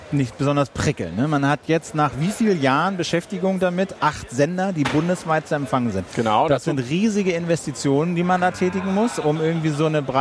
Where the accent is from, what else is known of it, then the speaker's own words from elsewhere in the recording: Berlin, Germany; Ich komme aus Berlin, ja.